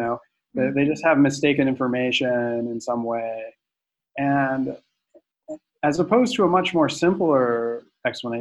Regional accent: Central Florida, United States; I grew up in Central Florida

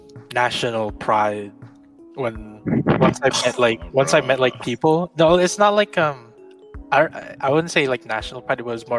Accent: Philippines; I'm Filipino.

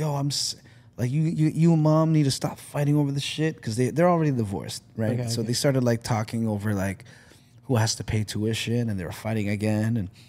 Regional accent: Philippines; Genetics and Asian, being Asian, you know? being Filipino.

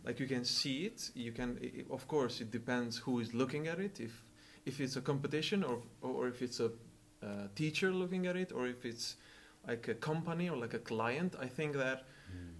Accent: Kosovo; now in Lund, Sweden; I'm from Kosovo. I study here at Lund University

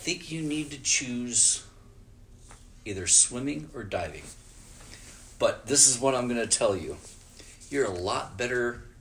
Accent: Omaha, Nebraska, United States; I grew up in Keystone. It's like 90th and 4th, Maple area

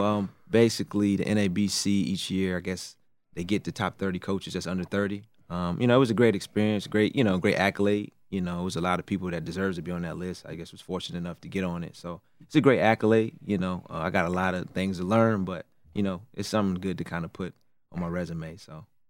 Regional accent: Raleigh, North Carolina, United States; I'm from Raleigh, North Carolina

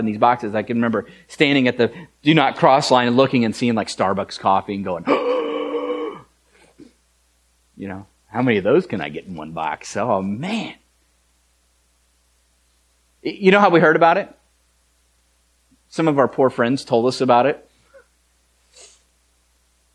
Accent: United States; we're American.

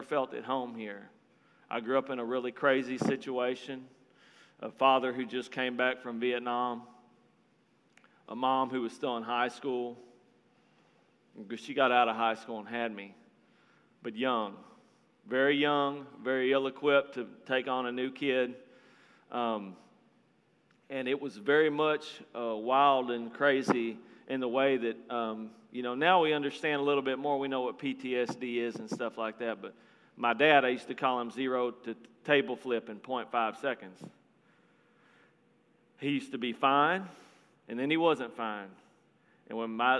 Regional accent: Marlin, Texas, United States; now in Florida, United States; I'm from a little bitty town in Texas called Marlin, Texas. It's about 5,000 people

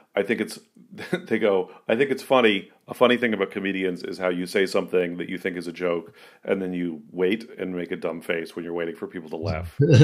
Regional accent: San Francisco, California, United States; also born or lived in Portland, Oregon; growing up in San Francisco

